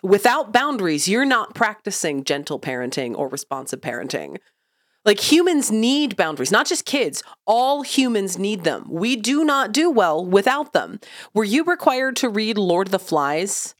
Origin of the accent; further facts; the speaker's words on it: Oklahoma, United States; I've lived in Oklahoma, also a landlocked state, my entire life.